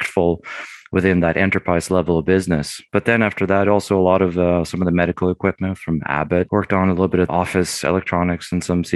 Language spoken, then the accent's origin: English; England, United Kingdom; moved away as an adult; also born or lived in Sweden; now in Austin, United States; Originally, I'm from Sweden and lived there for the first 9 years of my life and then lived 14 years in England.